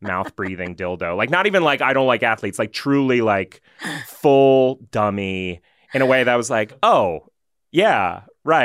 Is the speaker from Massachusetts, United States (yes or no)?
yes; Massachusetts, United States; also born or lived in Pennsylvania; we moved from Pennsylvania to after fourth grade to Massachusetts